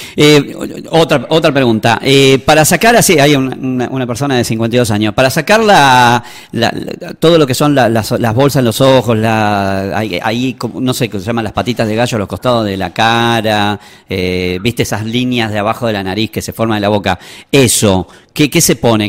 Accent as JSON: {"language": "Spanish", "town": "Buenos Aires", "country": "Argentina", "also_born_or_lived": "Tucumán", "moved": "yes", "lives_now": "San Miguel de Tucumán, Argentina", "said": "desde que estoy viviendo acá en Tucumán, yo soy de Buenos Aires, así que adopté Tucumán como mi segundo hogar"}